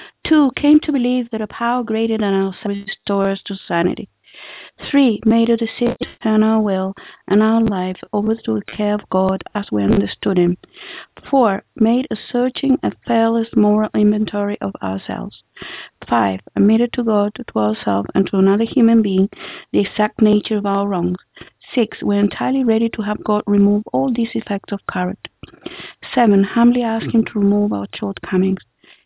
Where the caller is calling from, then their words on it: Israel; calling from Israel.